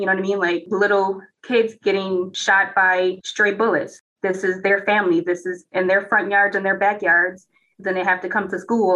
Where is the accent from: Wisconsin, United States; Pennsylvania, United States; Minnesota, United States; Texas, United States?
Minnesota, United States; Minneapolis; I grew up in Minneapolis Public Schools District